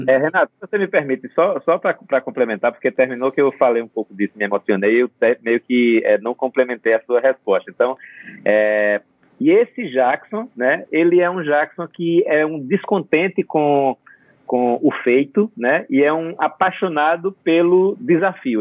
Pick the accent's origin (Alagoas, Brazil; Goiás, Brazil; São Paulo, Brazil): Alagoas, Brazil; Batalha; é uma cidade chamada Batalha, no sertão de Alagoas. E essa cidade, onde eu é, na, é, nasci, me criei e, e, e, passei toda a minha infância